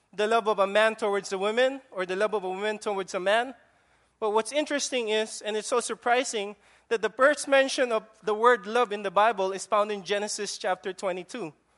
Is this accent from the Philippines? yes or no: yes; Philippines; accent: Filipino; now in Guam; that's my Filipino accent